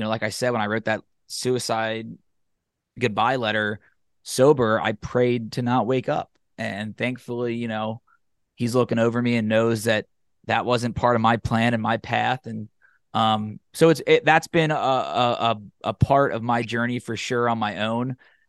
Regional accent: Cincinnati, Ohio, United States; I grew up in the Catholic faith and was going every week in school and in high school. And then, like, I joke about like casual Catholics in Cincinnati, where we go four times a year, wedding, funerals, Easter and Christmas.

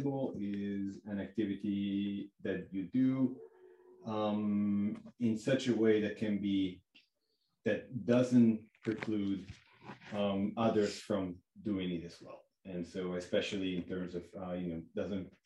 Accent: Lugano, Ticino, Switzerland; moved away as an adult; also born or lived in Zurich / Montana; I'm actually born and raised like 300 meters as the crow flies from North Campus

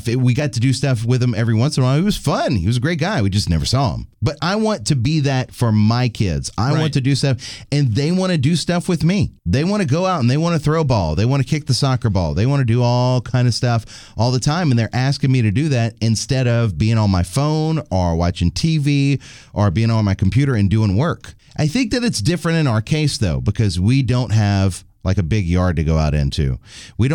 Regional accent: Jennings, Louisiana, United States; my hometown, the Jennings

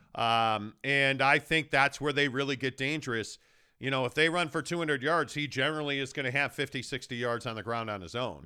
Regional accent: Chicago, Illinois, United States; now in Salt Lake City, United States; I grew up in Chicago

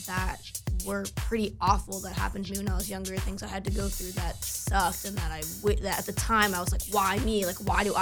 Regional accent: United States; moved away as an adult; also born or lived in New Jersey; I'm from New York, and my family lives there

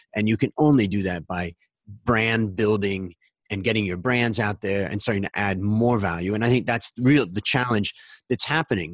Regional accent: Hudson, Ohio, United States; moved away as an adult; also born or lived in Los Angeles, California / Long Beach, California; now in Thailand; I grew up in Ohio in, uh, a little town called Hudson in between Cleveland and Akron.

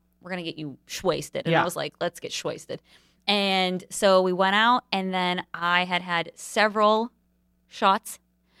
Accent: Pittsburgh, Pennsylvania, United States; born or raised there

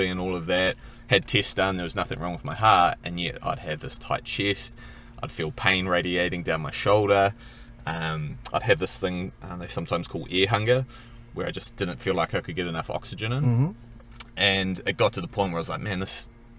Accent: Kaihu, Northland, New Zealand; also born or lived in Whangaparaoa Peninsula, New Zealand; now in Whangaparaoa, New Zealand; I come from Dargaville originally, or actually further north than that, Kaihu. And we moved up to the Whangaparoa Peninsula

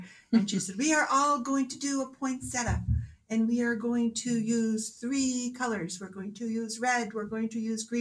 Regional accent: Manchester, New Hampshire, United States; also born or lived in Portsmouth, New Hampshire; Born and raised in Manchester, okay. Native New Hampshire person

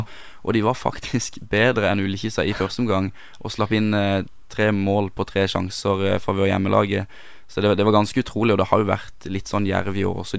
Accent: Sørlandet, Norway; meg som sørlending

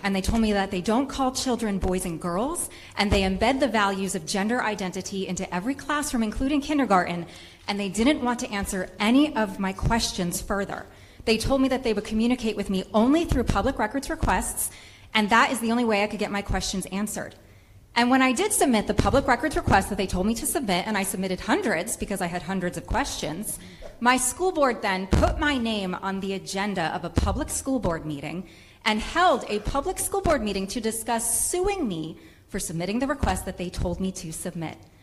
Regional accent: Rhode Island, United States; I am a mother from Rhode Island

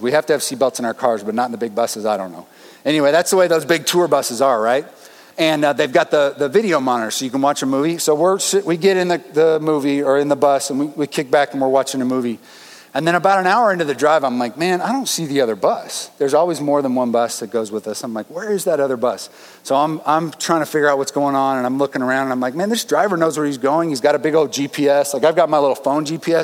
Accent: Denver, Colorado, United States; I grew up in Denver

